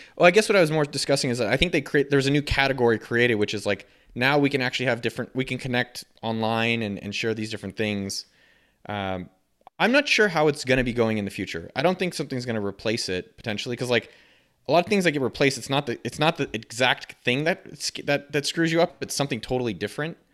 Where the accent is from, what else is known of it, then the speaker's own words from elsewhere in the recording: Silicon Valley, California, United States; I grew up in Silicon Valley